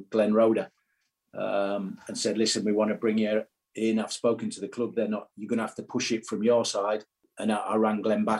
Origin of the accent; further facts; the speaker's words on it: Middlesbrough, North East England, United Kingdom; Middlesbrough, my hometown club